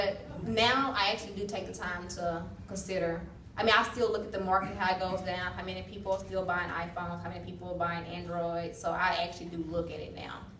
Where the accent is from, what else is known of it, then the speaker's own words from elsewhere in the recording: Mississippi, United States; now in Austin, United States; I'm originally from Mississippi